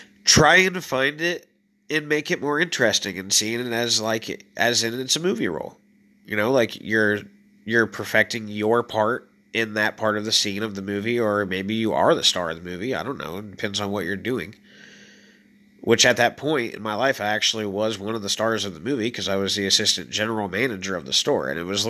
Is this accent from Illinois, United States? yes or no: yes; Illinois, United States; moved away; when I first moved there, it is just like the land of opportunities, 100%. And I mean that because I came from Illinois where it is nothingness.